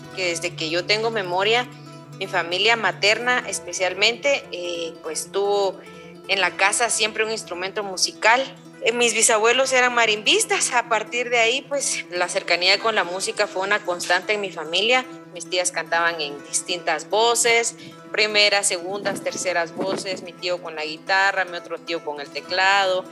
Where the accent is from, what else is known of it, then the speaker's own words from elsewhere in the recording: Guatemala; soy del occidente, del altiplano, soy del pueblo quiche del altiplano occidental, de aquí de, Guatemala, de Chimuleo